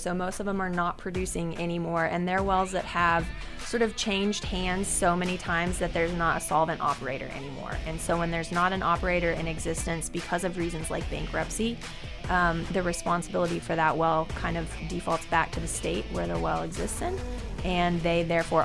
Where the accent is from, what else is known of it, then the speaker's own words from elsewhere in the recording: Tulsa, Oklahoma, United States; I'm from Tulsa. Yeah, born and raised in Tulsa, actually just north of town